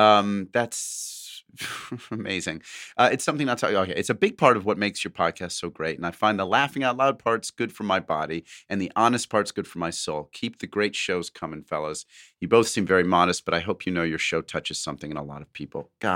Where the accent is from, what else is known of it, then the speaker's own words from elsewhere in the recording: New Zealand; now in Sydney, Australia; At present, I am in week 4 of an 8-week COVID lockdown in Western Sydney, Australia, but I'm originally from New Zealand.